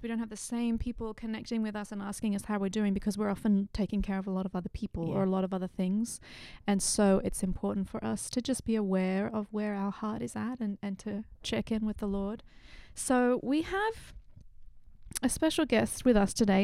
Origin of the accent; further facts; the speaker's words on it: Sydney, New South Wales, Australia; moved away; My hometown, Western Sydney, Australia.